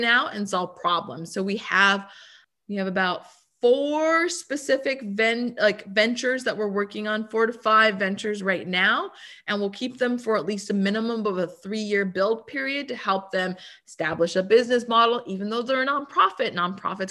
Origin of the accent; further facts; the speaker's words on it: Vancouver, British Columbia, Canada; moved away; I grew up in Vancouver, British Columbia, and Canada